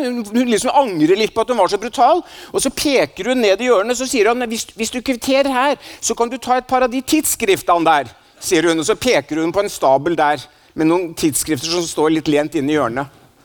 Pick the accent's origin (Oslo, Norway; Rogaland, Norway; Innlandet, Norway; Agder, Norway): Oslo, Norway; also born or lived in Stavanger; Jeg er jo fra Oslo, selv om jeg er født i Stavanger, så jeg vokste opp i Oslo.